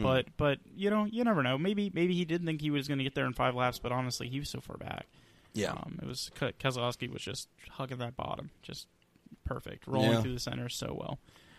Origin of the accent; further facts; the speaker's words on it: Texas, United States; born there; also born or lived in Atlanta; I say Atlanta is, but technically I was born in Texas.